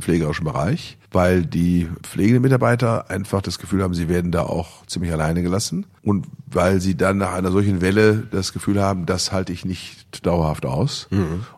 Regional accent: Bielefeld, North Rhine-Westphalia, Germany; meiner Heimatstadt Bielefeld

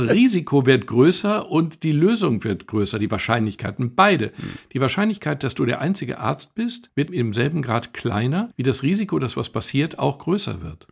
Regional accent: Germany; als Deutscher

